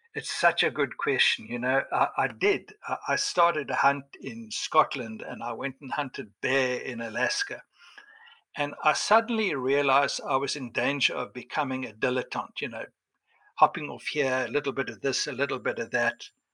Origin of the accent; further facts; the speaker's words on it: Cape Town, Western Cape, South Africa; I was born in Cape Town